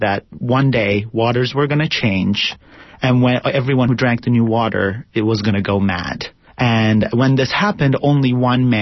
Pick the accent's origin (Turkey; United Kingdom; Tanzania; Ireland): Turkey; moved away as an adult; now in United States; I was born and raised in Turkey, but I moved here about 10, 11 years ago.